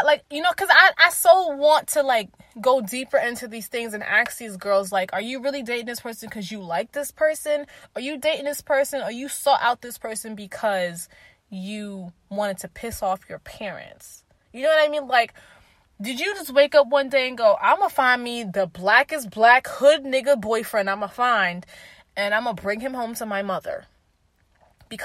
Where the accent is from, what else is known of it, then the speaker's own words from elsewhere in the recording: New York City, New York, United States; I'm a New Yorker